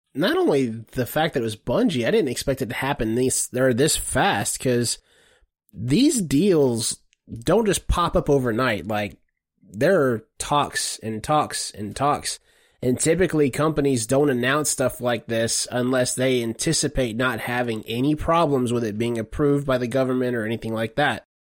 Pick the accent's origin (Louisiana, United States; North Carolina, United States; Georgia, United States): Georgia, United States; Savannah; I'm from Savannah, Georgia